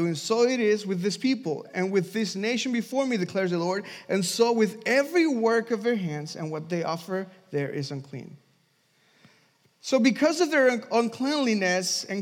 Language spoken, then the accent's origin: English; Mexico; moved away; I'm from Mexico